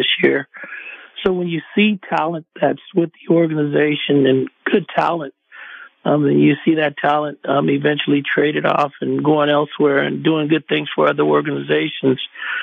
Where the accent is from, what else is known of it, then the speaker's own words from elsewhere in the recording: Oakland, California, United States; a Oaklander, mm-hmm. a person that's born and raised in the Bay Area and not far from the Coliseum